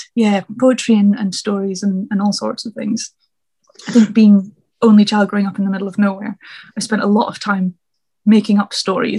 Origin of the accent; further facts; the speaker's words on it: Scotland, United Kingdom; now in London, United Kingdom; I'm a poet, I'm originally from Scotland, which I'm glad you said you can tell from the accent, because the accent wanders all over the place.